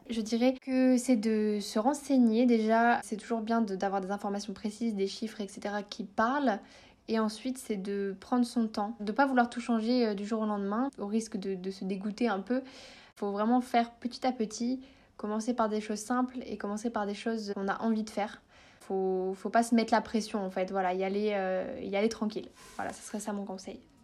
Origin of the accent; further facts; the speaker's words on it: north of France, France; moved away; j'habite dans le sud de la France, mais je suis originaire du nord de la France